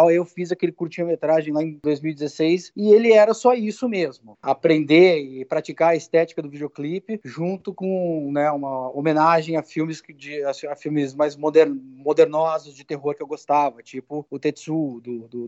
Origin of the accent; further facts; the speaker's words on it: Porto Alegre, Rio Grande do Sul, Brazil; moved away as an adult; also born or lived in São Paulo / New York; Porto Alegre, no caso, né? Que é a cidade onde eu cresci